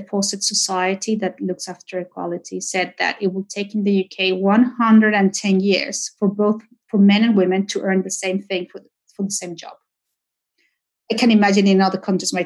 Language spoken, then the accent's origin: English; Mexico; moved away as an adult; now in United Kingdom; I was the only Mexican, so the Spaniards kind of adopted me. But I was thinking, no, you know, I came all over from Mexico